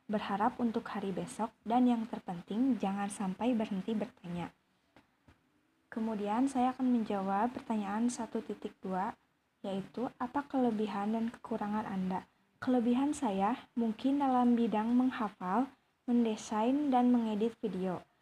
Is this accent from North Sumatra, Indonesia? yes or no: no; Ciamis, West Java, Indonesia; born there; saya lahir di Ciamis tanggal 4 April tahun 2003.